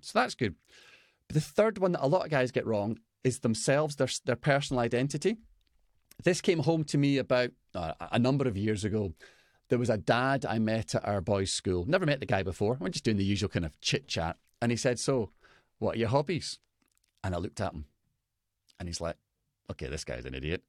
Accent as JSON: {"language": "English", "region": "Scotland", "country": "United Kingdom", "said": "I'm Scottish"}